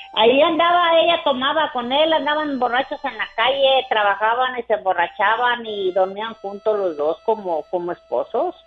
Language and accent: Spanish; Mexico; yo soy de, de Villaportemo, adelante de Estación Manuel